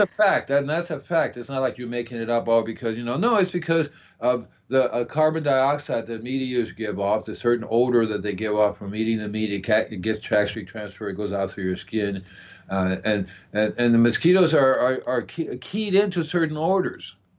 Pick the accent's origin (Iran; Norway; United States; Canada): United States; Florida; I'm from Florida